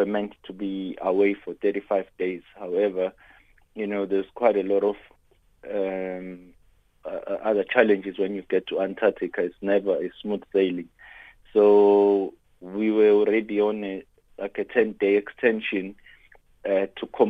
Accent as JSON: {"language": "English", "country": "South Africa", "said": "as a South African"}